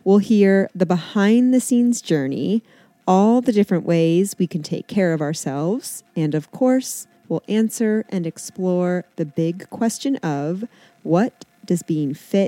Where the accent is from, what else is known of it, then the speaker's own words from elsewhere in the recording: Canton, Ohio, United States; moved away as an adult; also born or lived in Columbus; now in Cincinnati, United States; I went to Miami for college. I'm from Canton, which is like 4 hours north.